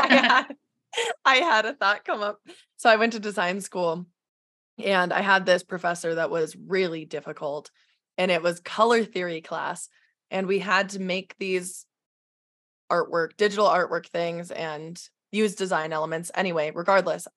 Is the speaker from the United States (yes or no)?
yes; Midwest, United States; growing up in the Midwest